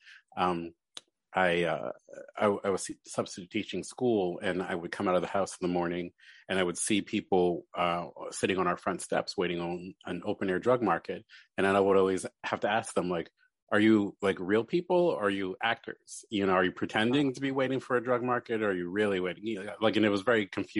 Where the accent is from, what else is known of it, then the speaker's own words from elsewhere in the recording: Baltimore, Maryland, United States; moved away as an adult; also born or lived in New York; now in Philadelphia, United States; I grew up in Baltimore, then went to school in New York, and then moved back to Baltimore